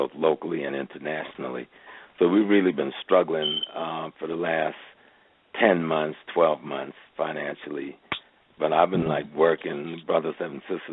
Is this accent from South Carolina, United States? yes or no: yes; Georgetown, South Carolina, United States; accent: Geechee Gullah; I'm from South Carolina, so that's close to home. I'm a Geechee boy